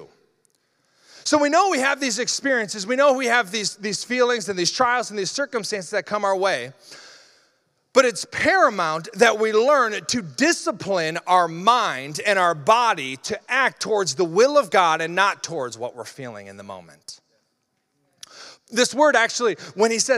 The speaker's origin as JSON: {"language": "English", "region": "Iowa", "country": "United States", "tie": "born or raised there", "said": "I grew up in Iowa"}